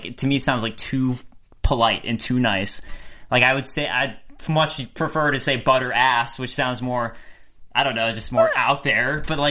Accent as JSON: {"language": "English", "region": "Midwest", "country": "United States", "said": "I mean, like, I guess I'm from the Midwest, and I don't know if I think of it as a Midwestern thing specifically."}